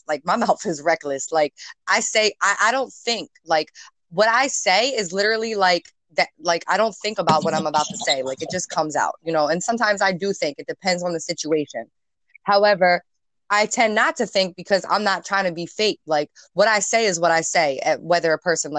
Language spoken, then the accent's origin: English; New Jersey, United States; I'm from New Jersey. We're from New Jersey